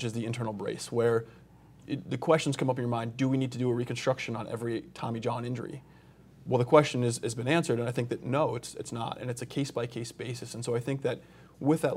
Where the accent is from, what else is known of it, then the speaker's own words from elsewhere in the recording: Colorado Springs, Colorado, United States; now in Alabama, United States; Colorado Springs, Colorado